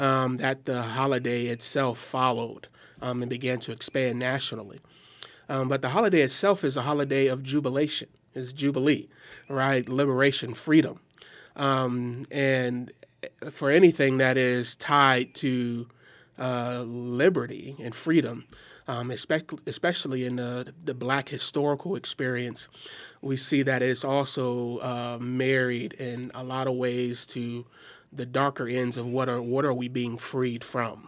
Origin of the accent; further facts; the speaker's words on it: Milwaukee, Wisconsin, United States; I hail from Milwaukee, Wisconsin